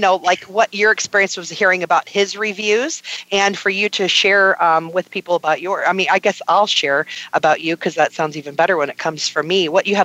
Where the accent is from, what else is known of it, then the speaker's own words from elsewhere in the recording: New York, United States; born there; Born in New York. I was born in New York.